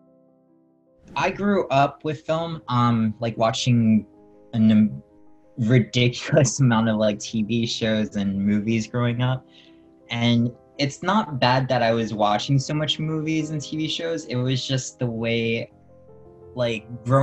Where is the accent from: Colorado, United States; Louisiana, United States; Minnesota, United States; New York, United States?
New York, United States; New York City; also born or lived in South Florida; I grew up, born and raised in Queens